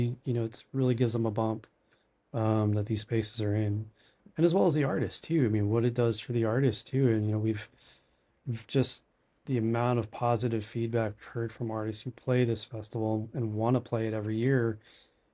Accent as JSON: {"language": "English", "town": "Allentown", "region": "Pennsylvania", "country": "United States", "moved": "as an adult", "lives_now": "Appleton, United States", "said": "I'm originally from Allentown"}